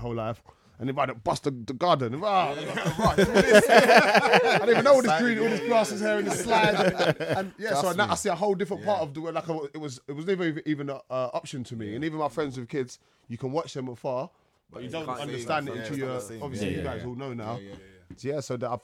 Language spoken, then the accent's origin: English; London, United Kingdom; I came from Peckham. Yeah, yeah. I went to school in Dulwich, Kingsdale